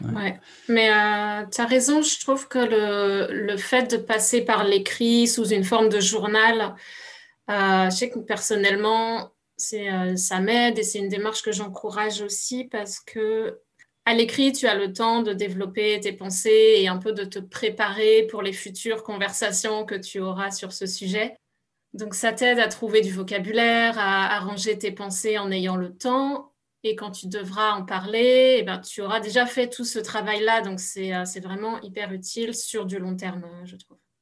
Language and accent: French; France; moved away as an adult; now in Canada; je suis française mais immigrée au Canada depuis dix ans